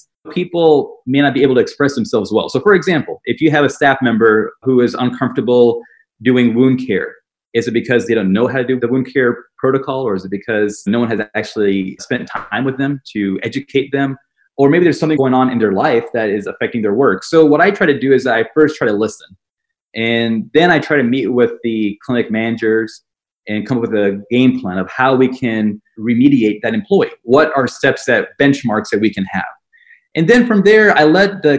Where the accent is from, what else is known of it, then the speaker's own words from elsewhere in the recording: Nashville, Tennessee, United States; also born or lived in Atlanta, Georgia / Birmingham, Alabama; I grew up in Nashville, Tennessee, small town, and always lived in the South.